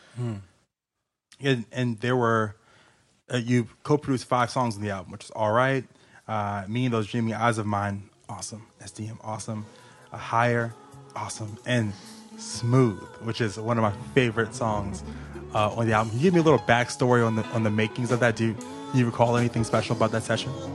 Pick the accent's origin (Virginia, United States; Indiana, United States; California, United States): Virginia, United States; Richmond; I'm from Richmond, Virginia. South Side, all day